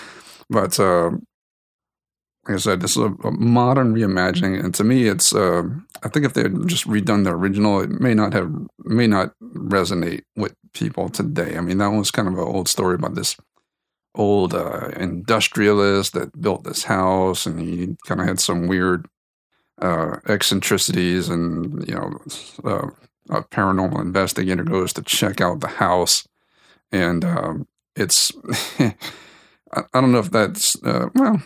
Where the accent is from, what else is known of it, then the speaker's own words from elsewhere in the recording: South Louisiana, United States; moved away; I came from South Louisiana, not too far from New Orleans